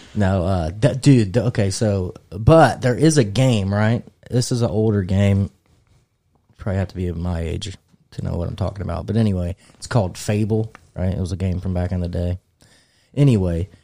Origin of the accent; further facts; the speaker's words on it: United States; I'm American